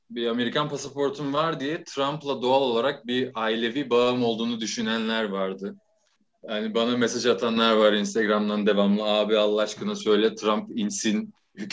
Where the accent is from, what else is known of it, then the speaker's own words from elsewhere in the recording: Izmir, Turkey; İzmirliyim ben aslında. İzmir'de büyüdüm. Ama İzmir'den İstanbul'a taşındım.